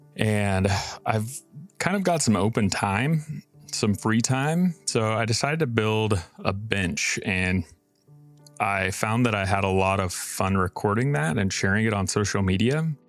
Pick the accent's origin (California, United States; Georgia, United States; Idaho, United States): Idaho, United States; Boise; I'm from Boise, Idaho